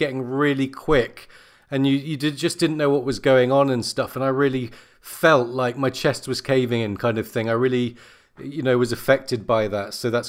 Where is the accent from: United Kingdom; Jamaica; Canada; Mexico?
United Kingdom; England; I'm English to the core. I'm glad you like my accent.